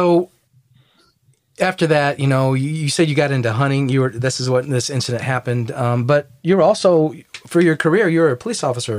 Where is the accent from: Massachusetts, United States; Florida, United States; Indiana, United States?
Indiana, United States; I'm from Indiana.